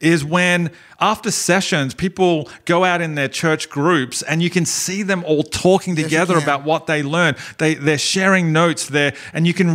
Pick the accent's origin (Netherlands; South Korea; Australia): Australia; growing up in Australia, I went to a school that... I mean, schools in Australia are way different